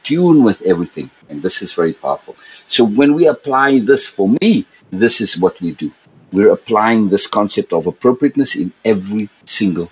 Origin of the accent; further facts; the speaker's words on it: South Africa; I grew up in South Africa, and I grew up in three environments